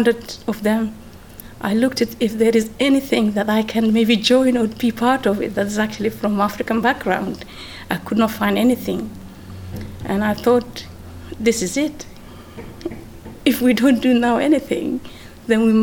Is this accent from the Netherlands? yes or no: yes; Netherlands; moved away as an adult; also born or lived in Mogadishu, Somalia / Amsterdam, Netherlands; now in Milton Keynes, United Kingdom; I was born actually in Mogadishu and grew up in Holland